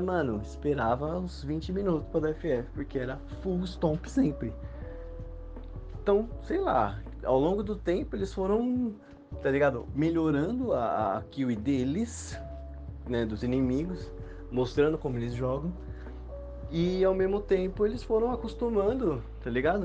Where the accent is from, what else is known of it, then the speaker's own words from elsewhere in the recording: Osasco, São Paulo, Brazil; eu sou de Osasco